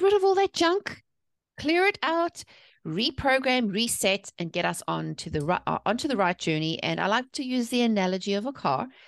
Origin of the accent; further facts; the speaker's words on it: South Africa; moved away as an adult; now in North Carolina, United States; I'm originally from South Africa. I was born and raised there, but I've been living here in, uh, the North Carolina since two thousand six